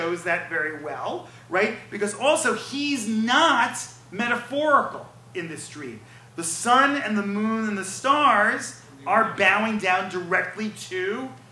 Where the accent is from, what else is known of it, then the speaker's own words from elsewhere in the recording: New York, United States; I'm from New York